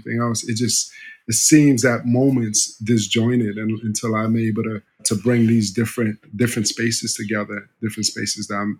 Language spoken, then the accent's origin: English; New York City, New York, United States; also born or lived in Haiti / Miami; I was raised in Harlem